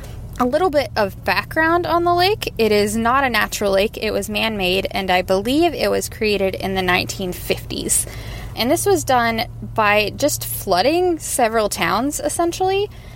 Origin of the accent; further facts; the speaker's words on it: Atlanta, Georgia, United States; I am from Atlanta, Georgia, and I have got a hometown legend for y'all.